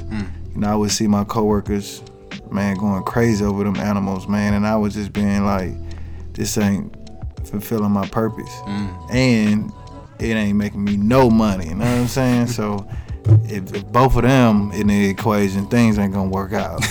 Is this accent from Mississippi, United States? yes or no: yes; Moss Point, Mississippi, United States; moved away as an adult; also born or lived in Texas; now in New York, United States; I'm from a small town called Moss Point, Mississippi. It's on the Gulf Coast of Mississippi